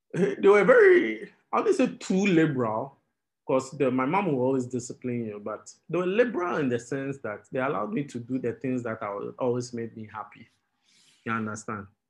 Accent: Tema, Greater Accra, Ghana; also born or lived in Keta; I was born at Tema General Hospital. I grew up in Tema

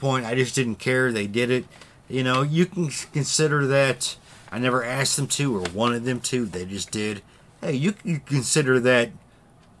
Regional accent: United States; I grew up with caves in Kansas and Missouri.

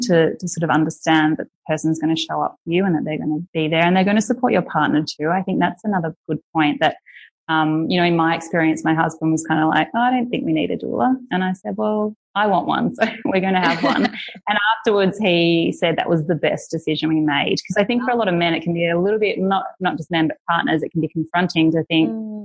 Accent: Australia; moved away; I'm Australian

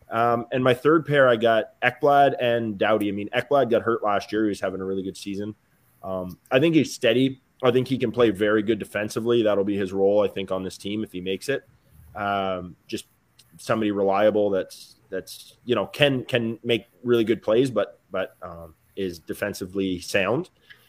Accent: Canada; So to me, it's a little discouraging as a Canadian fan.

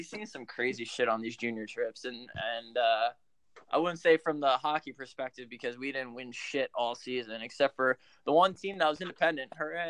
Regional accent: Philadelphia, Pennsylvania, United States; So we're from Philly.

